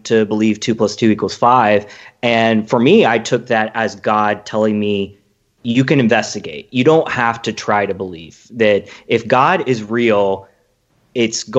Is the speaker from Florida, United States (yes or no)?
no; Atlanta, Georgia, United States; I'm from Atlanta